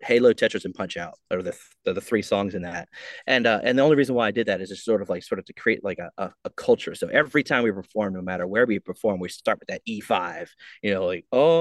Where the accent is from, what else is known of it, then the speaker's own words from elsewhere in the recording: New York City, New York, United States; moved away as an adult; now in Norfolk, United States; I'm originally from Brooklyn, New York